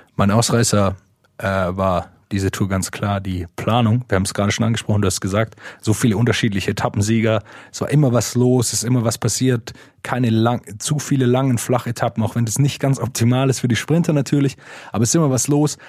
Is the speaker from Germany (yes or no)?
yes; Swabia, Baden-Württemberg, Germany; wo ich herkomme, aus dem Schwäbischen